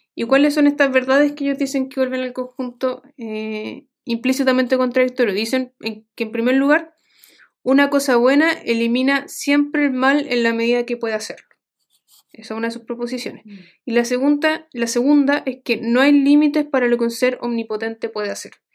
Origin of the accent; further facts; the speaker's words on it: Santiago, Santiago Metropolitan Region, Chile; como soy de Santiago